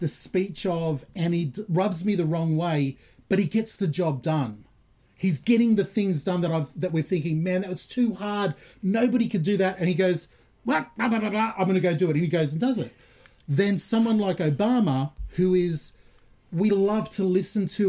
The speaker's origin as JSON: {"language": "English", "country": "Australia", "said": "Australian Christian"}